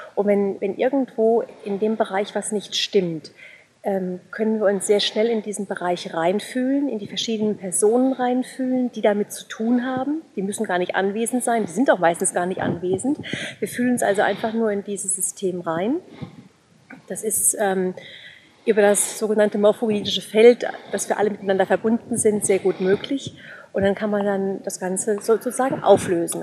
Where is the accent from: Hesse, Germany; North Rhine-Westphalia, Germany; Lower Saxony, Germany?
Hesse, Germany; Offenbach am Main; now in Bavaria, Germany; ich komme ursprünglich aus Offenbach